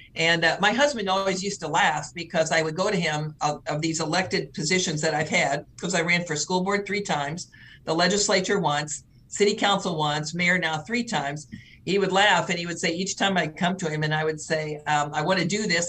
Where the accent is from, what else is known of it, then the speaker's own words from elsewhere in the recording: St. Louis, Missouri, United States; now in Nebraska, United States; I was born and raised in the St. Louis area